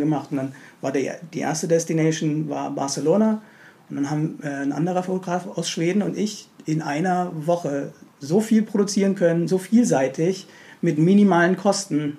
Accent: Stuttgart, Baden-Württemberg, Germany; moved away as an adult; also born or lived in Berlin; bin gebürtiger Berliner, aber war lange, lange, lange Zeit in ah, Stuttgart

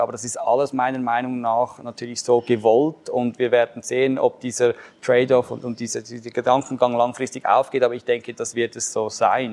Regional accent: Switzerland; als Schweizer

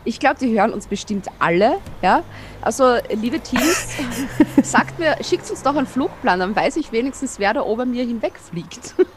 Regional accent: Austria; also born or lived in near the Red Bull Ring, Styria; als Österreicher

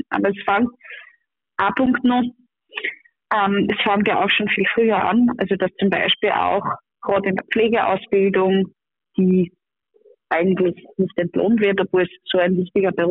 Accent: Upper Austria, Austria; wie auch in meinem Heimatbundesland Oberösterreich

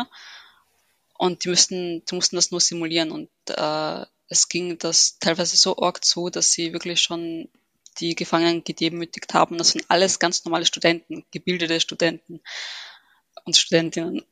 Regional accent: Vienna, Austria; ich bin gebürtige Wienerin, habe Wurzeln in Ägypten

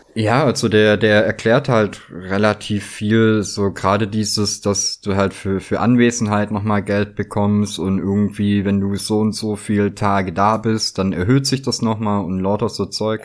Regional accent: Southern Germany, Germany; moved away; also born or lived in North Rhine-Westphalia; ich komme aus Süddeutschland, wohne in Mitteldeutschland

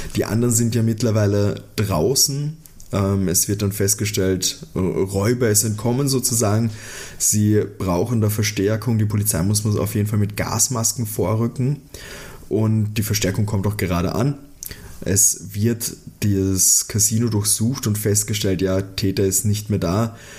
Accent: Austria; als Österreicher, der mit so einer Musik aufgewachsen ist

